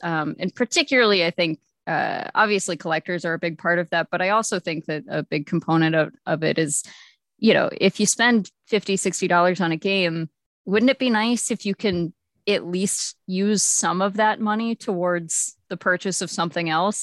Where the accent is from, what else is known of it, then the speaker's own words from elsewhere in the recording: Texas, United States; moved away; I was from Texas and I really mostly just had GameStops and E V Games